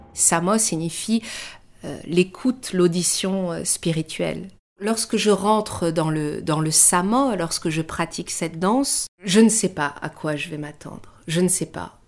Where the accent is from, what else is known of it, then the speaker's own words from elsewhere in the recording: France; also born or lived in Germany / Iran (ancestry); Je suis née en Allemagne, mais à vrai dire, j'y suis restée très peu de temps. Mes parents sont partis d'Iran au moment de la révolution iranienne. J'étais très jeune lorsqu'ils sont venus en France.